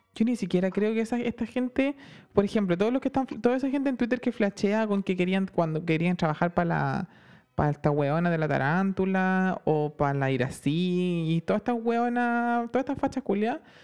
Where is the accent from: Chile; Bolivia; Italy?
Chile; first language Spanish; moved away as an adult; now in England